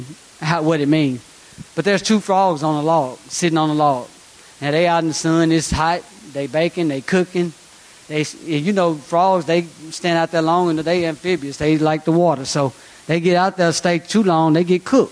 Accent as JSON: {"language": "English", "town": "Rock Island", "country": "United States", "said": "I'm from Rock Island. I've been there 40 years, off and on."}